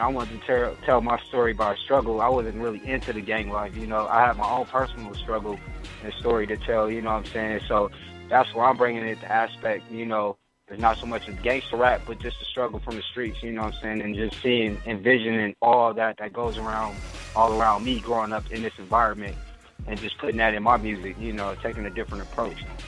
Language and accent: English; Inglewood, California, United States; me growing up in Inglewood